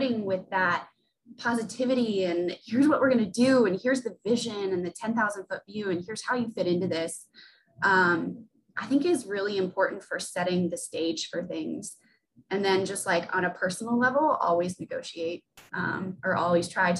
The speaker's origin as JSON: {"language": "English", "region": "the South", "country": "United States", "also_born_or_lived": "Sacramento / Birmingham", "lives_now": "Gwinnett, United States", "said": "I'm a Southern girl and I missed being in the South"}